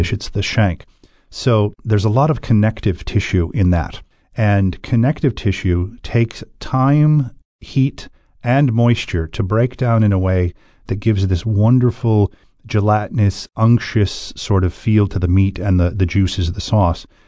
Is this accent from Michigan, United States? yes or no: yes; Michigan, United States; moved away as an adult; now in Ireland; I grew up in a very white-bread time in a homogeneous little city in Michigan